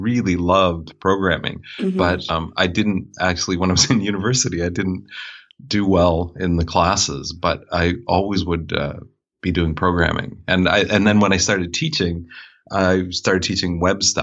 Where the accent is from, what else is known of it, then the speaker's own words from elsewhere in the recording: Fredericton, New Brunswick, Canada; moved away as an adult; now in Wolfville, Canada; I'm originally from Fredericton, New Brunswick